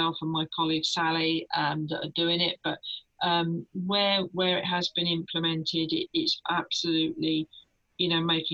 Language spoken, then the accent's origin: English; United Kingdom; We're very British